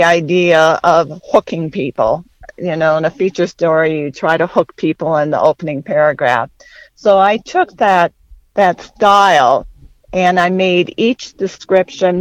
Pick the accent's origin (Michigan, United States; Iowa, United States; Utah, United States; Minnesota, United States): Minnesota, United States; West Central; I grew up in West Central Minnesota